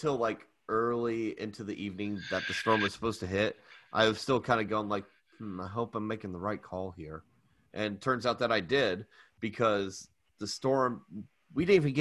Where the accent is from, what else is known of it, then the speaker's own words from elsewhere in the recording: Florida, United States; I grew up in Florida